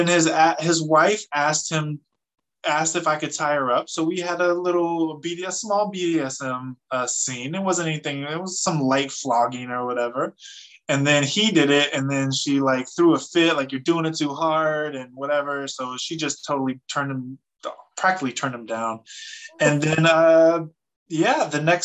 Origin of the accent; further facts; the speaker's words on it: Fresno, California, United States; moved away; I'm from Fresno, California. I am from the streets of the, you know, the wrong side of the tracks